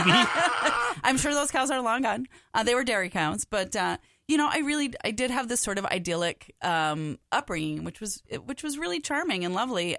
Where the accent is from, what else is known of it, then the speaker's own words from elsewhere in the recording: Big Lake, Minnesota, United States; moved away; I was born in Big Lake